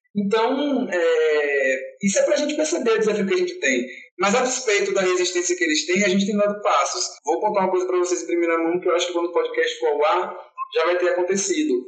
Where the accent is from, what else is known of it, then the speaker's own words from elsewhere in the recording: Salvador, Bahia, Brazil; eu sou soteropolitano, tenho 31 anos